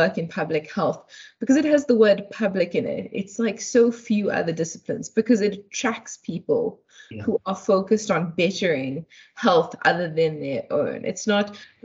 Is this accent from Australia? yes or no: no; Durban, KwaZulu-Natal, South Africa; moved away as an adult; also born or lived in Chatsworth / Cape Town; now in Johannesburg, South Africa; I grew up in Durban. I was born in Chatsworth